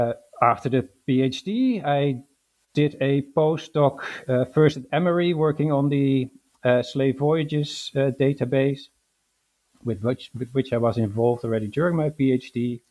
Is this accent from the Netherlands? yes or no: yes; Netherlands; English is a second language; So I was born in the Netherlands and raised in the Netherlands. I studied at the University of Amsterdam